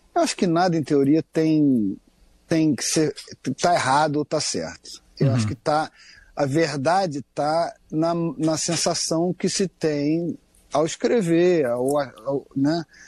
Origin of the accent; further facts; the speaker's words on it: Rio de Janeiro, Brazil; Eu, como cresci pegando onda aqui no Rio de Janeiro